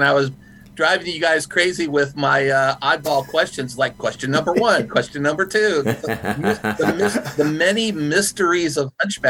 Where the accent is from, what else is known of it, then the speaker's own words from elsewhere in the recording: Downingtown, Pennsylvania, United States; I did some of my growing up in Downingtown, Pennsylvania.